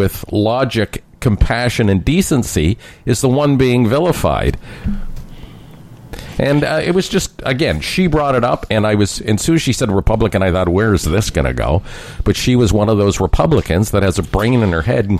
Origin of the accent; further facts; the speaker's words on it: Canada; as a Canadian looking from the outside